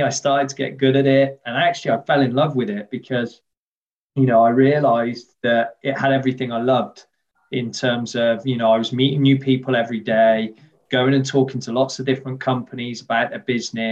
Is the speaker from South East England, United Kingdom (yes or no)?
no; West Midlands, United Kingdom; also born or lived in Worcester / Birmingham; I grew up here in the Midlands, the industrial heartlands of the UK.